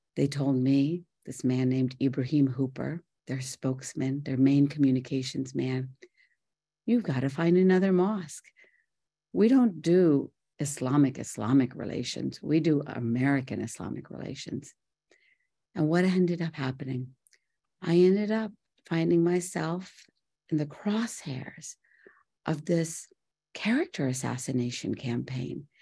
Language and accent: English; Mumbai, Maharashtra, India; moved away; also born or lived in Morgantown, West Virginia; I was born in Bombay, India, to beautiful parents